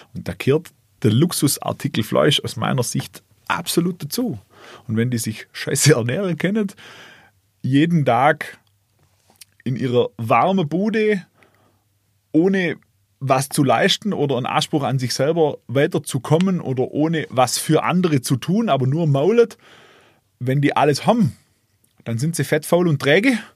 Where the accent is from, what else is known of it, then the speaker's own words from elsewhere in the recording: Kißlegg, Baden-Württemberg, Germany; Kisleck wo ich herkomme